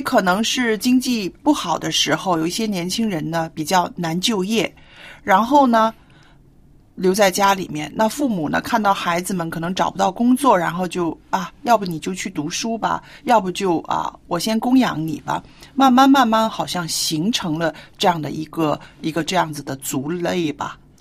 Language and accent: Chinese; China; 我们中国人的这个观念